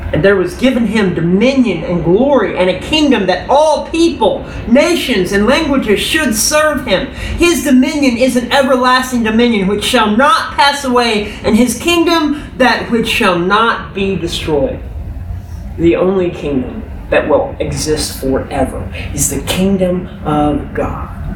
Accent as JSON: {"language": "English", "region": "Texas", "country": "United States", "said": "I'm a Texan"}